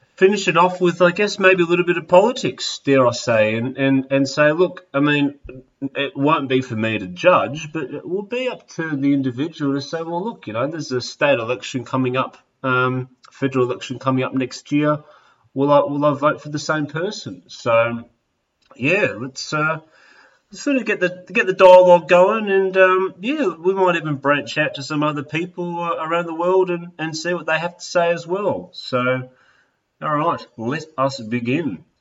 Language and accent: English; Melbourne, Victoria, Australia; moved away as an adult; I have moved across country and am now back in my hometown of Melbourne